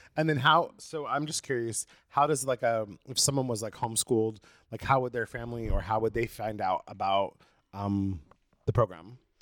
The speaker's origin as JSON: {"language": "English", "town": "Brookings", "region": "Oregon", "country": "United States", "tie": "born or raised there", "moved": "as an adult", "lives_now": "Los Angeles, United States"}